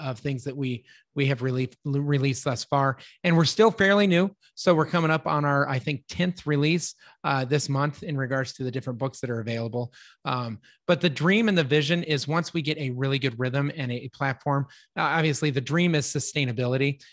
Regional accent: Littleton, Colorado, United States; now in Texas, United States; I grew up in Littleton, Colorado

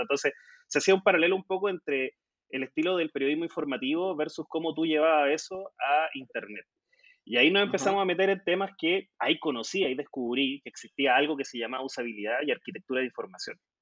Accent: Concepción, Biobío, Chile; en la Universidad de Concepción, que es mi tierra, acá en el sur de Chile

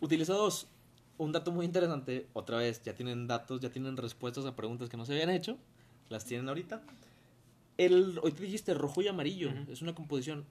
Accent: Mexico

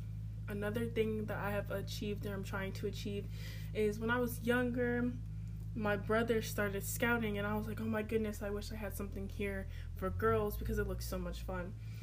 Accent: Riverside, California, United States; born there; now in Chesapeake, United States; I was born in Riverside, California, which is a really long way away from Virginia. I live in Chesapeake, Virginia.

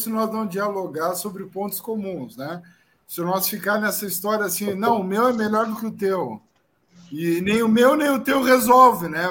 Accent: Pelotas, Rio Grande do Sul, Brazil; eu sou de Pelotas

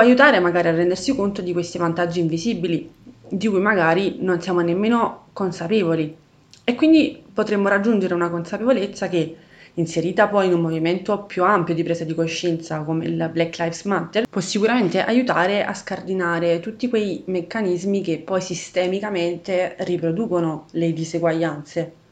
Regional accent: Italy; io sia nata bianca e in Italia

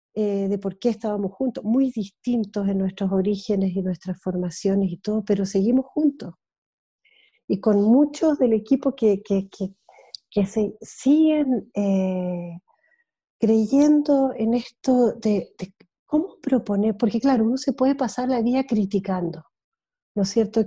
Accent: Switzerland; moved away as an adult; also born or lived in Easter Island; me crié en Suiza gran parte de mi infancia y adolescencia y vida de joven adulta

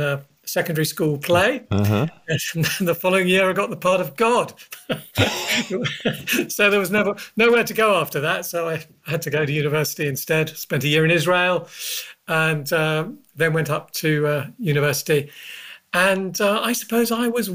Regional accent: London, United Kingdom; I grew up in North London, the son of a Ukrainian Jewish man, my father, and a Celtic Pict Glaswegian socialist mother

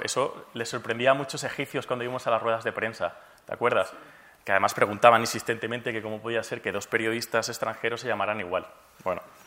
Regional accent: from Granada, Seville, Andalusia, Spain; moved away as an adult; also born or lived in Cairo, Egypt; soy español, andaluz, granadino, sevillano

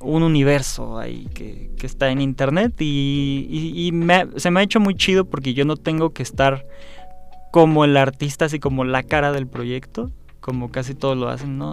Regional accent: Mexico; como mexicanos sabemos que somos mexicanos

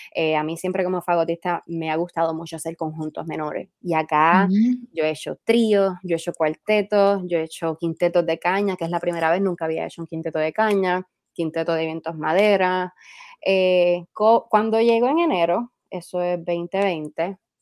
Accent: Puerto Rico; moved away as an adult; now in Washington, United States; yo, Puerto Rico, pues somos una colonia y somos parte de Estados Unidos directamente

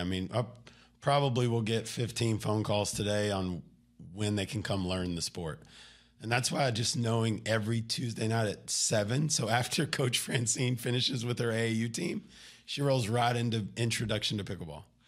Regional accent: Garland, Texas, United States; moved away as an adult; also born or lived in Wylie, Texas / Oklahoma City, Oklahoma; born, born right here outside of Dallas, Garland, Texas, moved to Wiley, went to high school at Naaman

